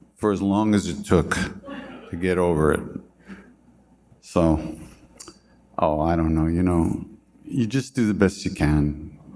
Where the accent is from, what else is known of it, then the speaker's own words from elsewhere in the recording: Long Island, New York, United States; I'm from Long Island